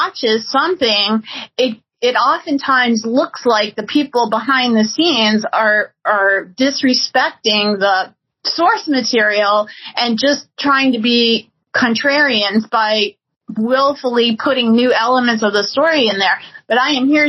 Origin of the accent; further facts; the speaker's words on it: New Orleans, Louisiana, United States; I grew up in New Orleans